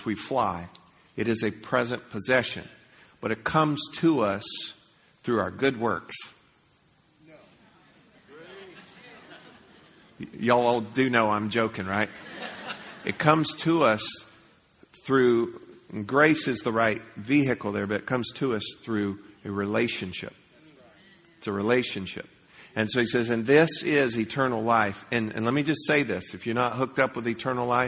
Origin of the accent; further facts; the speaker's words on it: Leesburg, United States; I grew up in Leesburg